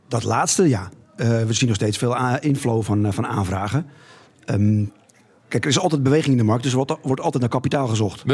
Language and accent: Dutch; Netherlands; we zijn Nederlanders